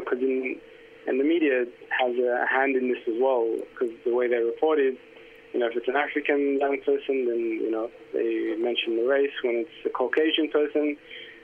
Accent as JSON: {"language": "English", "town": "Melbourne", "region": "Victoria", "country": "Australia", "tie": "born or raised there", "said": "I grew up in Housing Commission Estates in Flemington."}